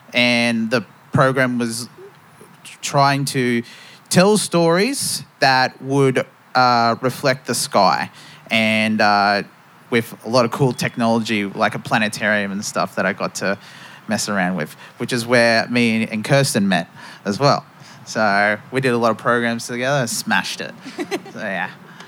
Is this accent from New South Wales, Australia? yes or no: yes; Newcastle, New South Wales, Australia; also born or lived in Bourke, Australia; now in Sydney, Australia; I grew up in Newcastle most of my life, right next to the beaches.